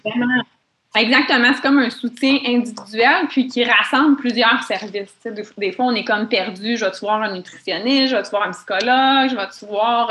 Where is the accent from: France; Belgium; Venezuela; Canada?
Canada; Mont-Tremblant, Quebec; Moi, je viens de Mont-Tremblant.